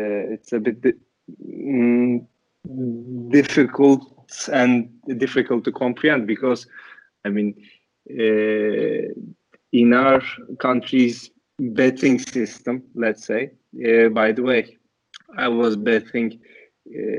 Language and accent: English; Istanbul, Turkey; also born or lived in United States; So I'm from Istanbul, Turkey. I grew up here, but I'm half Turkish, half Portuguese. But I spent my childhood in Turkey, mostly in Istanbul